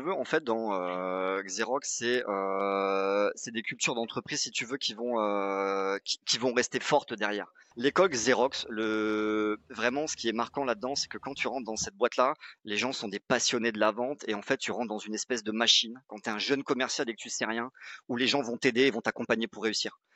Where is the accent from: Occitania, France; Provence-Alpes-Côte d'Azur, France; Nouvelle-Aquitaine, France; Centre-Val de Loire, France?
Nouvelle-Aquitaine, France; Pau; j'ai grandi à Pau, c'est dans le sud-ouest.